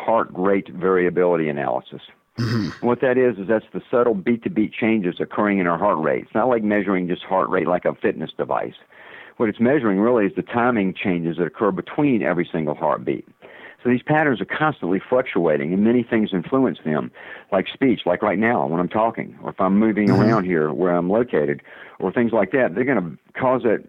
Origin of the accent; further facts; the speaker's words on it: the South, United States; accent: southern; my southern accent